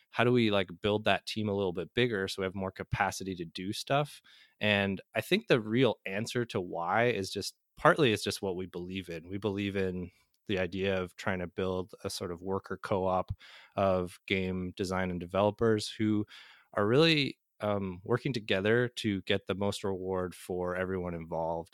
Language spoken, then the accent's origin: English; Manitoba, Canada; moved away; I'm, uh, Canadian originally, uh, born and raised in Manitoba, Canada